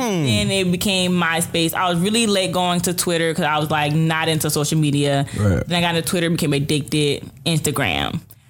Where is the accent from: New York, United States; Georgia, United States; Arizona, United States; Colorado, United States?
Georgia, United States; Athens; I grew up in Athens, Georgia